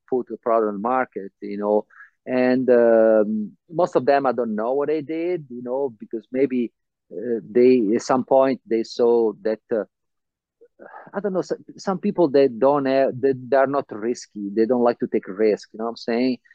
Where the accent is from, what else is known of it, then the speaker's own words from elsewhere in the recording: Vieste, Apulia, Italy; moved away; in Italy, South Italy, my hometown, Vieste